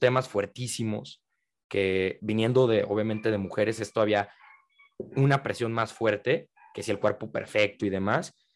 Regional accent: Guadalajara, Jalisco, Mexico; yo soy de Guadalajara, en la tierra del el tequila

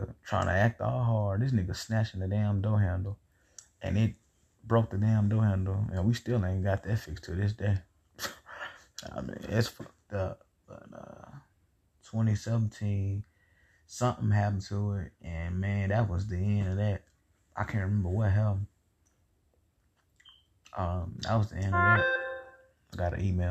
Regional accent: the South, United States; I'm from the South, man, and you know how we is

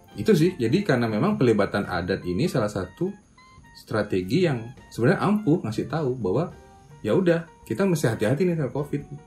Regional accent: Bali, Indonesia; aku orang Bali

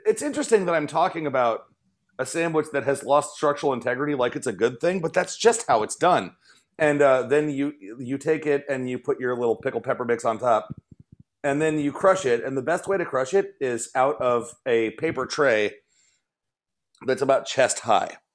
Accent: Chicago, Illinois, United States; I'm from Chicago

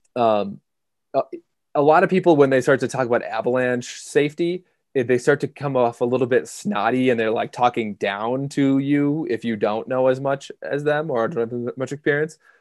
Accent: Minnesota, United States; moved away as an adult; now in Jackson, United States; I grew up in Minnesota

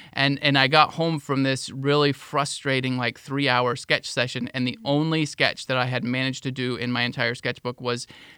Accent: Florida, United States; I came from a small town. I came from Highlands County, small town in Highlands County.

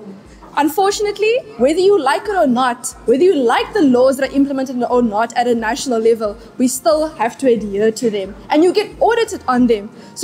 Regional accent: South Africa; And as a society, as a South African society, we really pulled together.

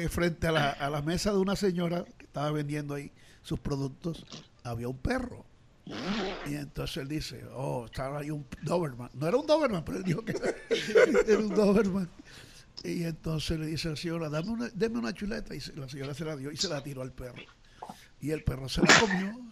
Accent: Colombia; y ya yo soy colombiano

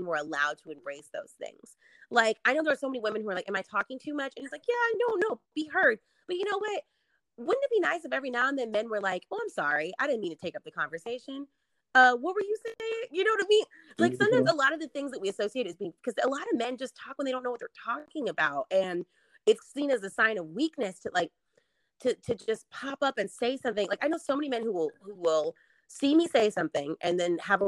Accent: the South, United States; born and raised in the South

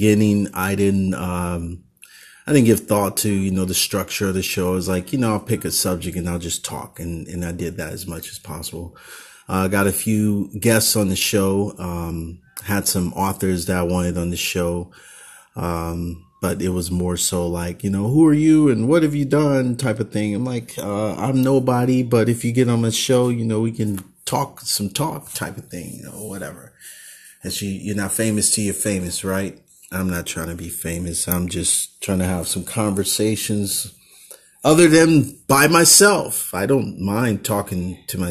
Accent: Oakland, California, United States

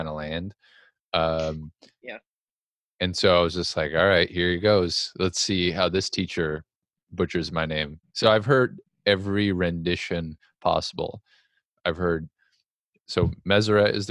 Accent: North Dakota, United States; growing up in North Dakota

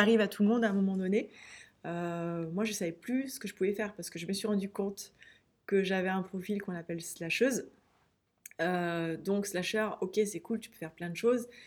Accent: France; moved away as an adult; also born or lived in Pyrenees; Paris, Orléans, là où j'ai grandi et, été étudiante

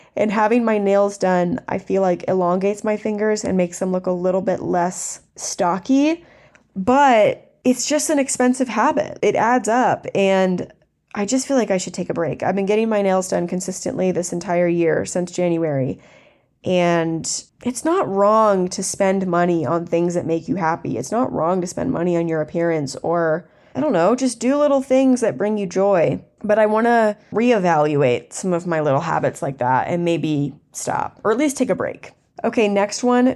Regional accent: the South, United States; I grew up in the South, and I grew up in a super country area

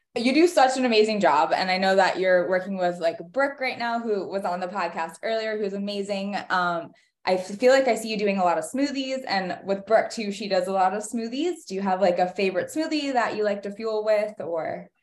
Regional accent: North Carolina, United States; growing up in North Carolina

